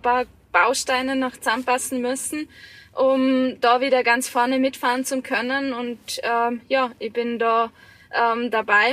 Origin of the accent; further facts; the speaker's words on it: Vorarlberg, Austria; in meiner Heimat, gerade im Ländle